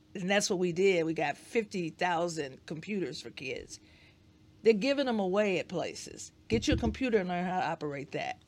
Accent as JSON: {"language": "English", "town": "Detroit", "region": "Michigan", "country": "United States", "tie": "born or raised there", "said": "we grew up on the east side of Detroit"}